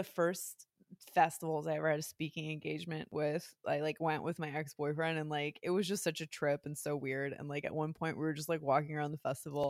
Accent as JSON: {"language": "English", "region": "New Jersey", "country": "United States", "said": "I mean, I'm fucking from New Jersey."}